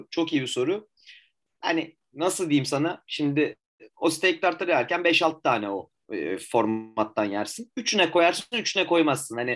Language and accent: Turkish; Turkey; Sordum hani bu yaprak sarma mı dedim hani ben Türk'üm dedim.